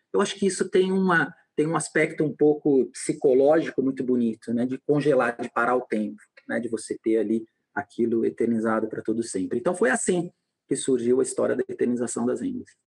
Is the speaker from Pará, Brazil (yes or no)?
no; São Paulo, Brazil; Eu sou paulistano